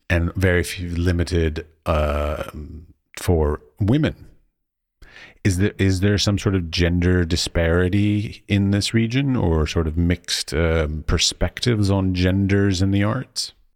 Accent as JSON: {"language": "English", "country": "United States", "moved": "as an adult", "lives_now": "Czech Republic", "said": "as an American"}